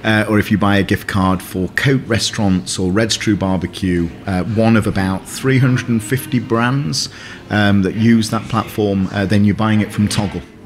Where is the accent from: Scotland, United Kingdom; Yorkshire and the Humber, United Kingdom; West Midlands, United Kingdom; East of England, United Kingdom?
Yorkshire and the Humber, United Kingdom; Sheffield; I'm from Sheffield